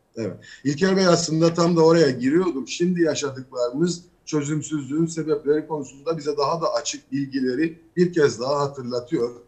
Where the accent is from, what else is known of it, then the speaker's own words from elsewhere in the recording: Northern Cyprus, Cyprus; bu ada bizim de adamız, biz de burada varız